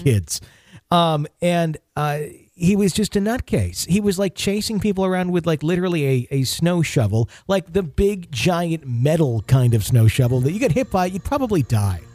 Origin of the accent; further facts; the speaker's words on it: Wisconsin, United States; my home state of Wisconsin